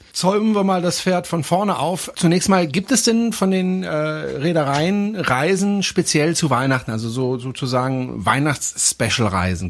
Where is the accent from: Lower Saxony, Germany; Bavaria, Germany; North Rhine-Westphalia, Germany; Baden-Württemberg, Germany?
Baden-Württemberg, Germany; Freiburg; aus meiner Heimatstadt, aus Freiburg